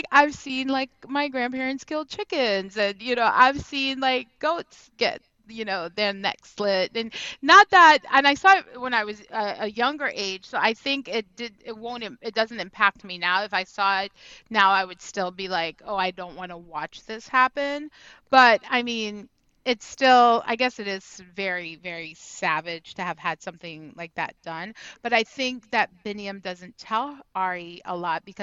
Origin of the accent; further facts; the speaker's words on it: Trinidad & Tobago; because I was born and raised in Trinidad